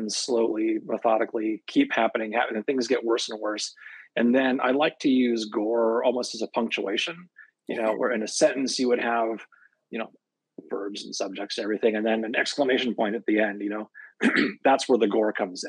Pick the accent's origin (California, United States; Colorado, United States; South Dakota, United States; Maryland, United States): California, United States; San Francisco Bay Area, Northern; I'm an author from Northern California in the San Francisco Bay Area region